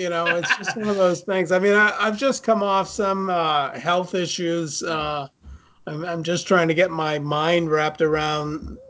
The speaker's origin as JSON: {"language": "English", "town": "Augusta", "region": "Maine", "country": "United States", "said": "I got the assignment to write a report on Fort Western because I was from Augusta."}